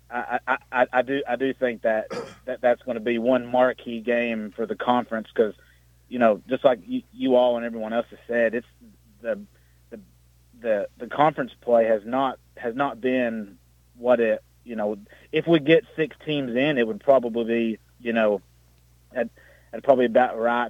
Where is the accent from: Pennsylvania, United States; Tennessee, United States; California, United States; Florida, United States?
Tennessee, United States; Campbell County; I'm from the Great North, that is Campbell County